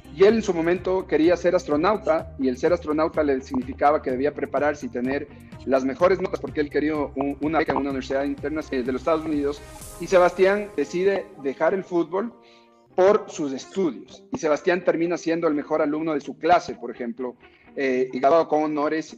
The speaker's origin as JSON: {"language": "Spanish", "country": "Ecuador", "said": "como ecuatorianos"}